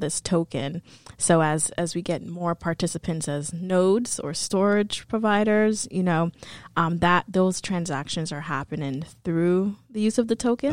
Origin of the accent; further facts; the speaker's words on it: New York City, New York, United States; moved away; also born or lived in Atlanta, Georgia; I grew up in New York City, um, specifically the Boogie Down Bronx